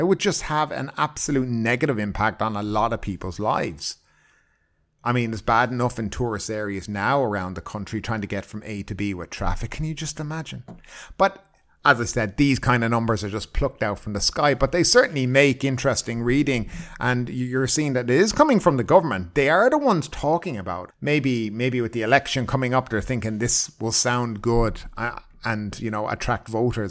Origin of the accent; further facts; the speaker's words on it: Ireland; now in Thailand; I come from Ireland